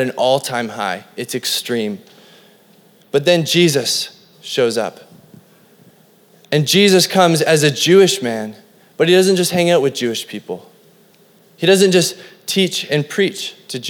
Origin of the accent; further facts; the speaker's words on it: Cranbrook, British Columbia, Canada; I was growing up in Cranbrook, this little hick town in BC